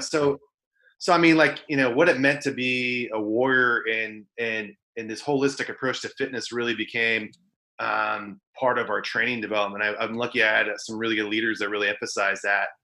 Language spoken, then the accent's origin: English; Central Valley, Northern California, United States; So I grew up in Northern California, um, a, a, small town in the Central Valley